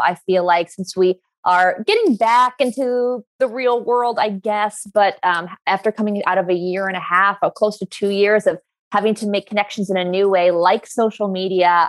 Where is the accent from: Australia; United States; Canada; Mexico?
United States; New York; I come from where I grew up in New York